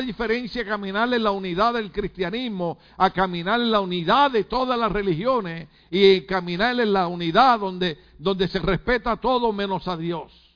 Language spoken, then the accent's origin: Spanish; Puerto Rico; now in United States; soy puertorriqueño